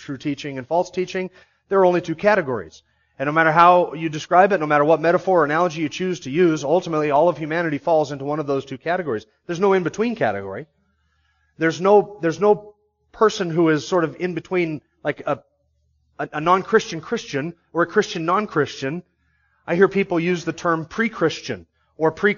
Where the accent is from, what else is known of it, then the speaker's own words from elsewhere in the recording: the North, United States; He teases me about the different quirks about being from the North